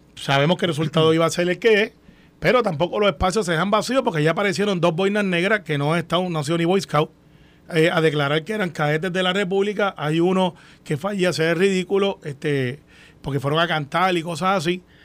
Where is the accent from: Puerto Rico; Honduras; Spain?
Puerto Rico; Nosotros somos una, sociedad, pues somos una raza y somos una cultura pacífica, democrática y que, que se supera. E, ese es el puertorriqueño